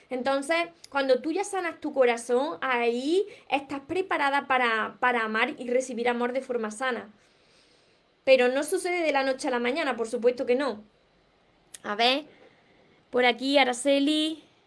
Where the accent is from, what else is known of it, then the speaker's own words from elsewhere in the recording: Córdoba, Andalusia, Spain; accent: Andalusian; no pronuncio la S porque soy de, de Córdoba, Andalucía, entonces me como palabra. Como veréis, tengo un acento peculiar